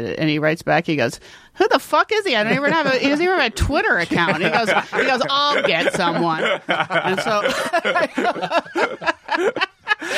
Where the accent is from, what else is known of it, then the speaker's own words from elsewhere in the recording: San Francisco, California, United States; I'm from San Francisco